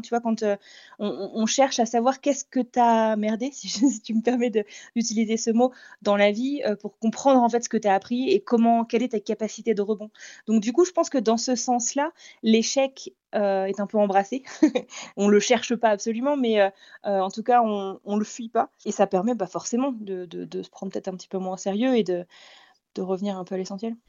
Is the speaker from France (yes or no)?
yes; France; moved away; je suis française moi-même